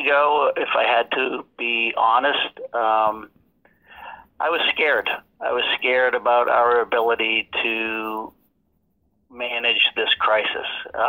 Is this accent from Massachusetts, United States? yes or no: yes; Fitchburg, Massachusetts, United States; Fitchburg, Massachusetts. Last of seven kids.